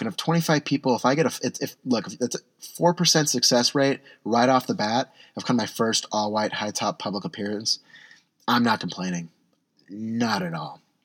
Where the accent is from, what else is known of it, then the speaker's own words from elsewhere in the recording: San Diego, California, United States; now in Portland, United States; I'm from San Diego